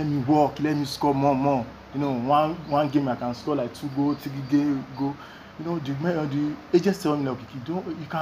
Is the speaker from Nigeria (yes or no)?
yes; Nigeria; I'm from Nigeria.